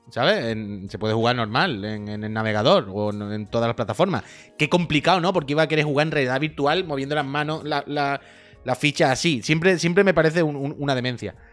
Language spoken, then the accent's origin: Spanish; Andalusia, Spain; que soy andaluz